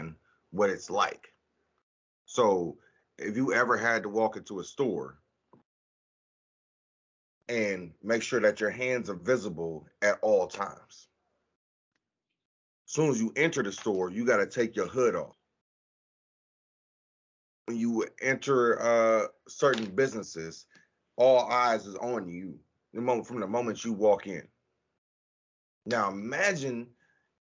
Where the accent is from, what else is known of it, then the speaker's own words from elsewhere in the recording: United States; as a black man growing up in America